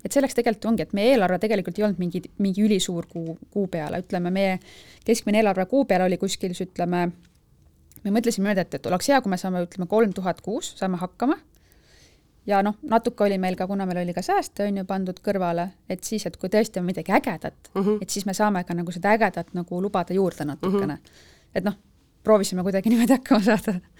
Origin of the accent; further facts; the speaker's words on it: Viljandi, Viljandi County, Estonia; now in Tallinn, Estonia; elan Tallinnas, algselt olen pärit Viljandist